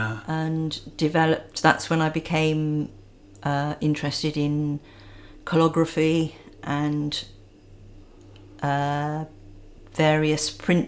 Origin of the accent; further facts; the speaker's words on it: Surrey, South East England, United Kingdom; moved away as an adult; also born or lived in Weymouth / Somerset; I grew up in Surrey and both my parents were artists. I came down to Weymouth to go to teach training college in the 70s.